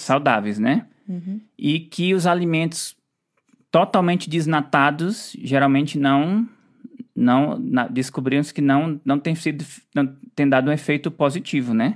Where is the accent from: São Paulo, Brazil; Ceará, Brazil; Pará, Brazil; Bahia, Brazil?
Ceará, Brazil; moved away; a gente, na nossa infância, a gente lá no Ceará morava pertinho